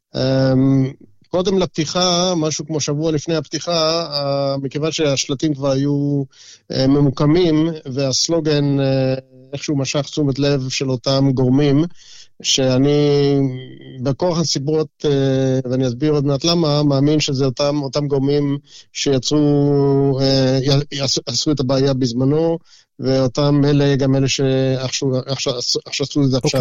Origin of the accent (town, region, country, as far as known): Israel; now in Brisbane, Australia